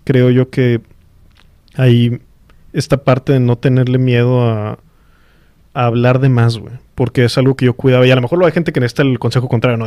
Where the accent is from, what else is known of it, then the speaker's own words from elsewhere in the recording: Mexico; somos mexicanos